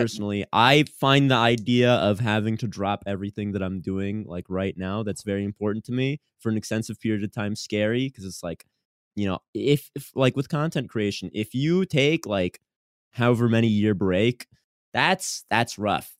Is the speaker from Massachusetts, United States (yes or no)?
yes; Boston, Massachusetts, United States; I'm from Boston